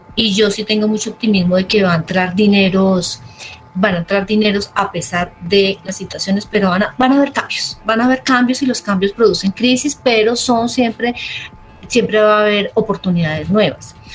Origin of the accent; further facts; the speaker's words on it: Armenia, Quindío, Colombia; soy de Armenia